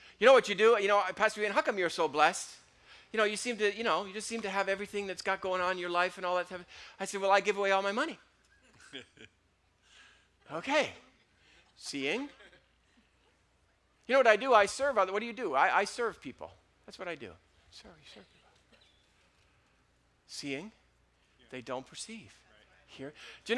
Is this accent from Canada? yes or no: yes; Canada; I'm Canadian